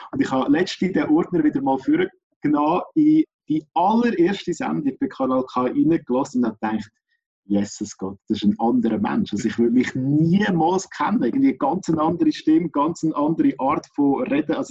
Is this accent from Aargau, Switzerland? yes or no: yes; Aargau, Switzerland; Als Aargauer ist das für mich natürlich so das Radio gewesen, das wir immer gelost haben daheim.